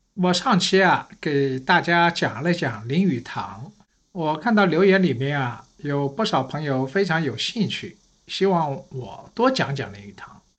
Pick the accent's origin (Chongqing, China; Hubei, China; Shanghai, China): Shanghai, China; 我是上海人